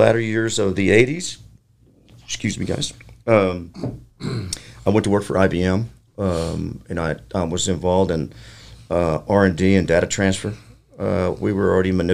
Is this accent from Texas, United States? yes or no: yes; Midland, Texas, United States; I was born in Midland, Texas in 1960. I'm old, but I'm an old young. Growing up in West Texas, Midland, Texas